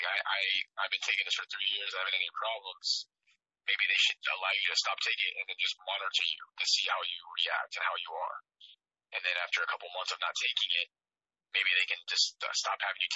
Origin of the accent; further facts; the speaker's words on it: Midwest, United States; I grew up in the Midwest, it's a very hard place to grow up